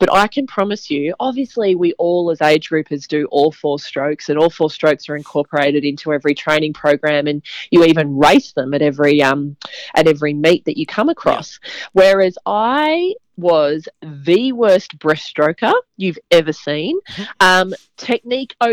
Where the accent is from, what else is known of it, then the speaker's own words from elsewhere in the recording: Brisbane, Queensland, Australia; I grew up in Brisbane